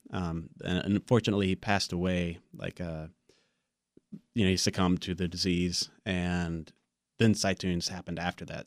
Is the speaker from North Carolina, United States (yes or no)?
yes; Wilson, North Carolina, United States; I grew up in Wilson right down the road